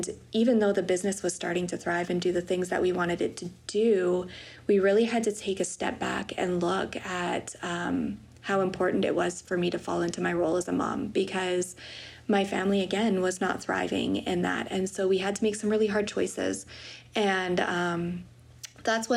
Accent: Wetaskiwin, Alberta, Canada; also born or lived in Peace River, Alberta; I grew up in Wetaskiwin, Alberta.

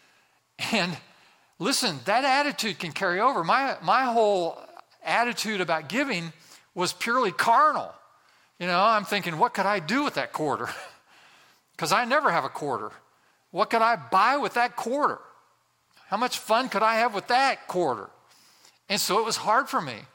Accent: West Central Indiana, United States; I grew up in a very small town in West Central Indiana.

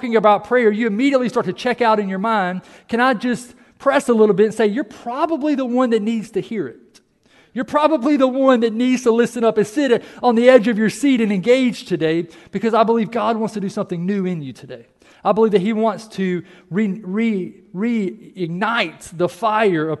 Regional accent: United States; we are an American

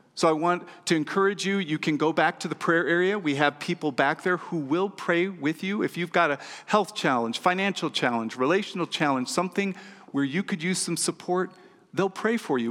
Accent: California, United States; moved away as an adult; now in Nevada, United States; I was from California

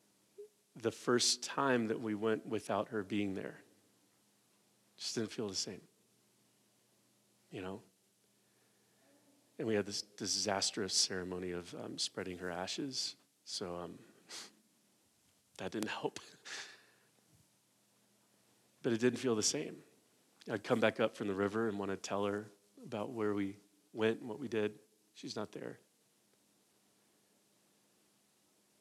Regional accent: United States; us as American evangelicals

